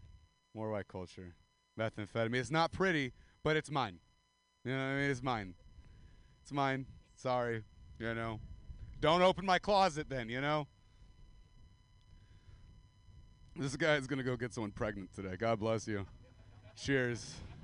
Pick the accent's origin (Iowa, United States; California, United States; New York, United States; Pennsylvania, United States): California, United States; Central Valley of; I'm from the Central Valley of California. And it's like Stockton, Modesto area.